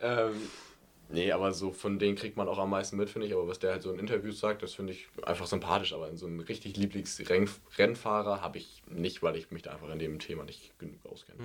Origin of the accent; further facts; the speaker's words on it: Germany; als Deutscher